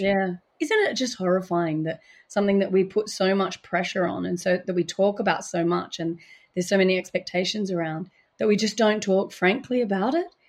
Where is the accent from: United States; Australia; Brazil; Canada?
Australia; Adelaide, South Australia; moved away; Fucking Adelaide, which is about my hometown